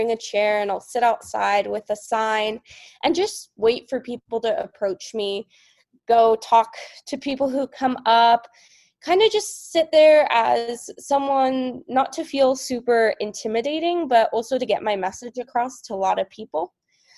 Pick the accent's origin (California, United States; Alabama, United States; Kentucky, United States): California, United States; Marin County; I was kind of the only one from my community of Marin County, which is across the bridge from San Francisco